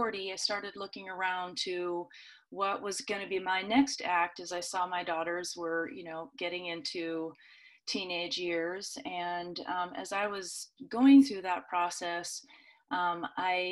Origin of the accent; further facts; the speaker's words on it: the Northwest, Pacific Northwest, United States; now in Boise, United States; I grew up in the Northwest